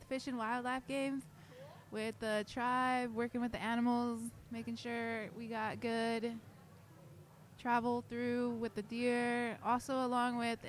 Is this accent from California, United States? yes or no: no; Fort Hall, Idaho, United States; now in Lawrence, United States; I am from Fort Hall, Idaho, and I go to Haskell Indian Nations University.